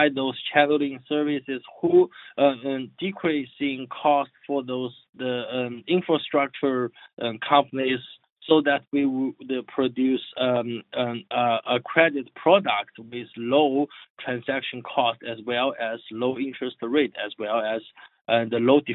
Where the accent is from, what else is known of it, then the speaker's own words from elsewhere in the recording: China; moved away as an adult; I dropped my PhD study at the third year, and I returned my home country as a serial entrepreneur. So the area I was working in is in fintech. Yeah, at that time it was called the internet finance or something. So like my company was doing providing the software as a services for all those micro lending platforms in China